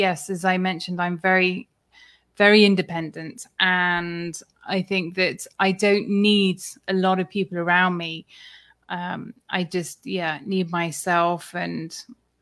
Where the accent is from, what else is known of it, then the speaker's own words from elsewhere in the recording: United Kingdom; he heard my accent and he said, oh, where are you from? So I said the UK